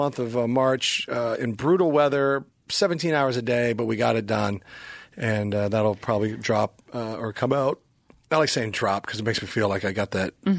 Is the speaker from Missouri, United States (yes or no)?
yes; Kansas City, Missouri, United States; Loaded Vodka, which is made in my hometown of Kansas City